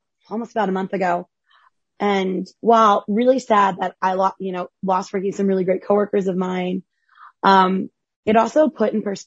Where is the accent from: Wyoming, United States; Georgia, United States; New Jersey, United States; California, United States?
New Jersey, United States; I grew up in Central Jersey